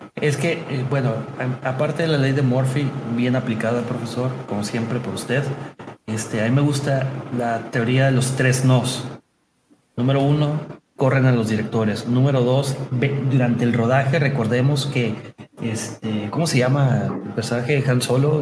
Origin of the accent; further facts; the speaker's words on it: Mexico; su servidor es nacido, manufacturado, nacido y criado en México